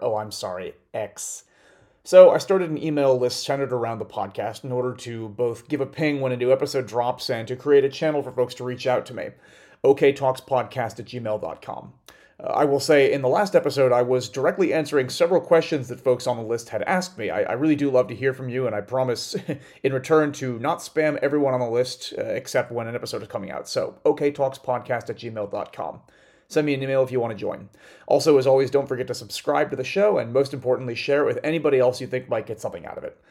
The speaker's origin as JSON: {"language": "English", "country": "United States", "said": "as an American"}